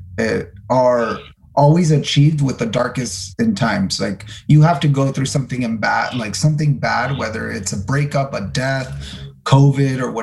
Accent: El Paso, Texas, United States; I was born in El Paso, Texas.

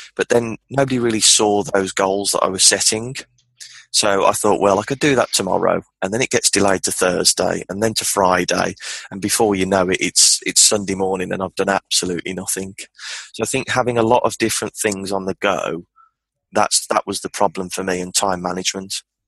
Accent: Birmingham, West Midlands, United Kingdom; I'm from Birmingham, the Midlands of the of England, in the UK

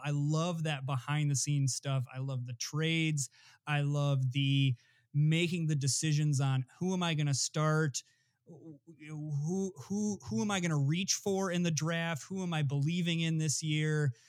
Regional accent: Flint, Michigan, United States; I was actually raised in Flint, Michigan

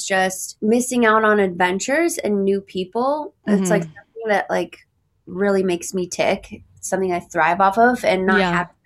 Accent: Santa Monica, California, United States; moved away as an adult; now in New York, United States; I'm from Los Angeles. I'm from Santa Monica specifically, like went to high school there and have pretty much lived there ever since.

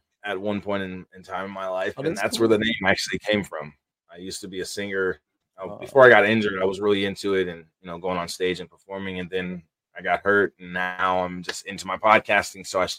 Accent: Paterson, New Jersey, United States; But I'm actually from New Jersey. I'm actually from Patterson, New Jersey.

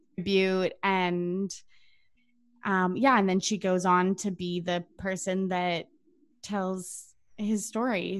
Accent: Canada; as a Canadian

